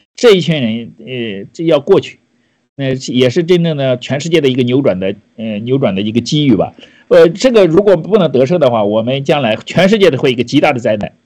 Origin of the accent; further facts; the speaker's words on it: China; 我们中国人